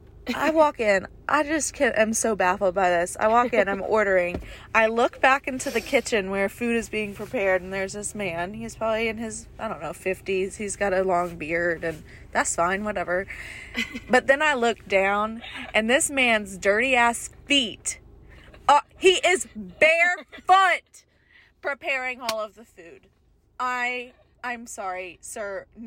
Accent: Birmingham, Alabama, United States; I'm from Birmingham, where people wear shoes when they prepare your food.

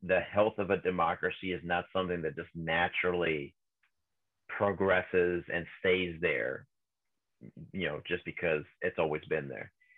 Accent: Mexico; now in California, United States; I grew up in Mexico

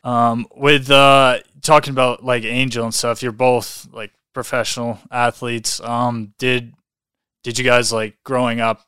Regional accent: Calgary, Alberta, Canada; I'm from Calgary here

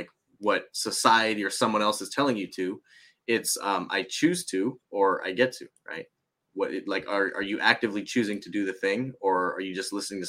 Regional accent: United States; I'm Japanese American

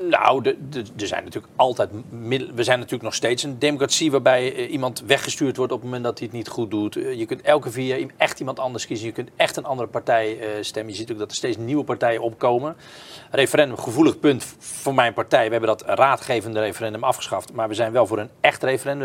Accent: Kloetinge, Zeeland, Netherlands; Ik ben opgegroeid in Kloetingen, een heel klein dorpje in de buurt van Goes

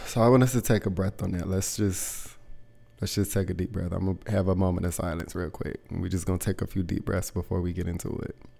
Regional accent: the South, United States; moved away; I'm from the South

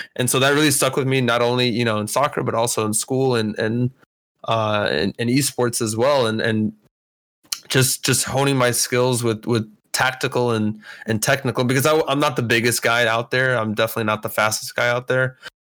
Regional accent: Kaiserslautern, Rhineland-Palatinate, Germany; So yeah, I grew up in Kaiserslautern, Germany. It's like west of Frankfurt.

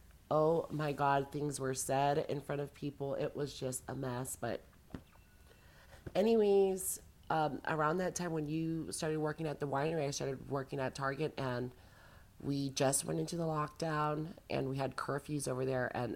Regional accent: Hawaii, United States; moved away as an adult; now in North Carolina, United States; I'm from Hawaii

